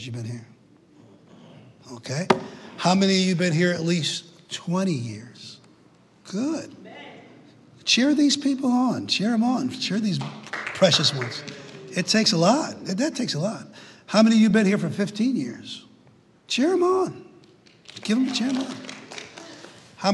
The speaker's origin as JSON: {"language": "English", "town": "New Britain", "region": "Connecticut", "country": "United States", "tie": "born or raised there", "also_born_or_lived": "Knoxville, Tennessee", "moved": "as an adult", "said": "I was born in New Britain, Connecticut"}